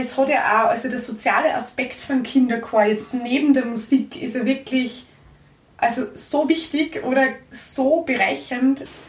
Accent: Kirchberg an der Pielach, Lower Austria, Austria; bei uns in Niederösterreich, also jetzt da in meinem Heimatort

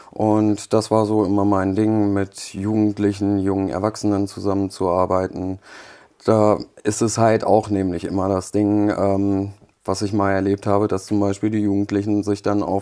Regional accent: Germany; also born or lived in Poland; Ich bin mit zwei Jahren nach Deutschland gekommen ähm, wir sind gebürtige Polen

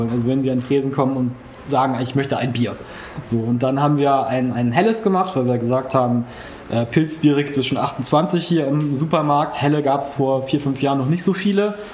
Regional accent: Neumünster, Schleswig-Holstein, Germany; ähm, bin gebürtiger Neumünsteraner, schon ewig hier verwurzelt.

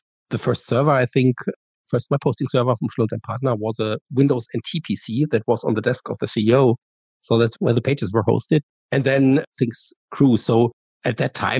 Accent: Germany; I'm from Germany, and I decided to go to the US to study abroad for a year

